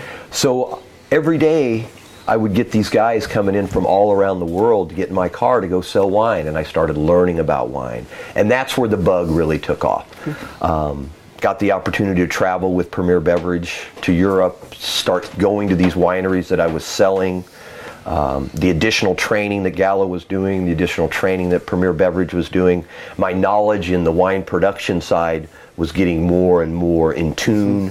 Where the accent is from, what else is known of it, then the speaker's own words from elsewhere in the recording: Kansas, United States; moved away as an adult; also born or lived in Denver / Miami; now in Oregon, United States; I grew up in Kansas